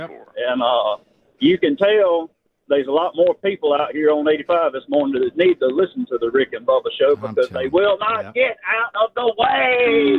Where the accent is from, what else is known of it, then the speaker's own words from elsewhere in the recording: Mississippi, United States; I'm a truck driver. I'm from Mississippi, but I'm over here around Montgomery on 85 now.